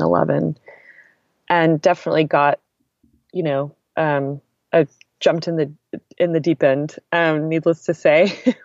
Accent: Texas, United States; moved away as an adult; also born or lived in Turkey / Iraq; I grew up in Texas

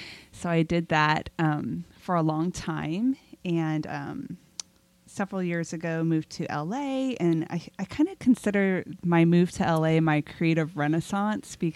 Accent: Southern California, United States; I grew up in Southern California

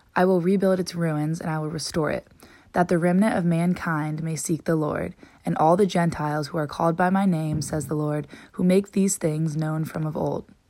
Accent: San Diego, California, United States; I'm a sophomore from San Diego

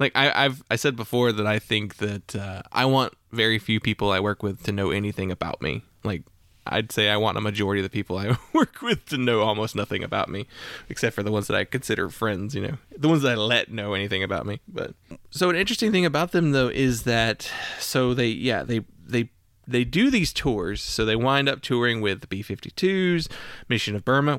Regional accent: Midwest, United States; I'm from the Midwest, and I went to school in Georgia.

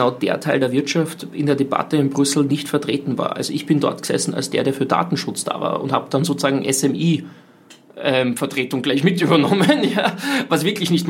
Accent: Austria; wo wir als Österreicher uns überlegen müssen

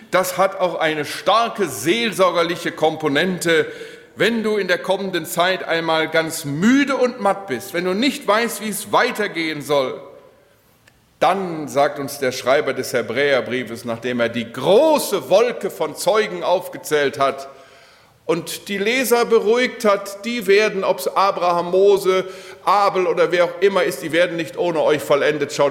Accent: Steinbach, Germany; als ich in Steinbach in meinem Heimatort jemanden beerdigen musste

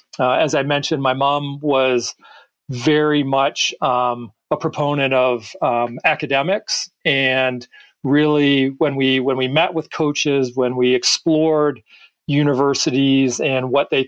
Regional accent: Toronto, Ontario, Canada; So, you are right that when I was growing up in Toronto, the best hockey players took what I would call the fast path to professional hockey

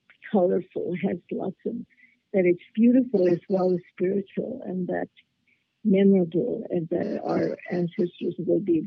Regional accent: Los Angeles, California, United States; in my own neighborhood, of East LA. City Terrace is part of East

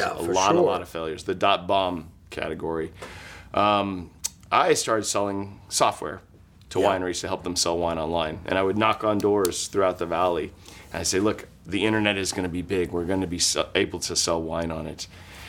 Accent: Napa, California, United States; moved away; I was raised in Napa.

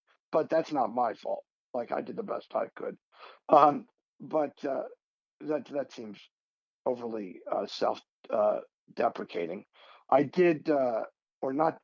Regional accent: Pennsylvania, United States; moved away; I'm a kid from Pennsylvania.

